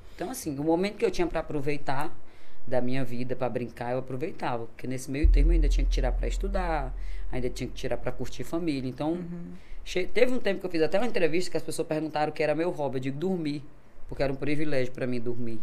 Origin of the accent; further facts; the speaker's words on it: Imperatriz, Maranhão, Brazil; Nasci aqui em Imperatriz. Sou imperatrizense, sou maranhense, graças a Deus, com muito orgulho